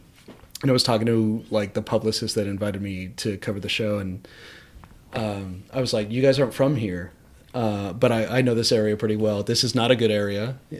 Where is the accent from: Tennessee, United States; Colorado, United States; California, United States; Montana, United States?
California, United States; San Bernardino County; I'm from San Bernardino County. And I'm from this area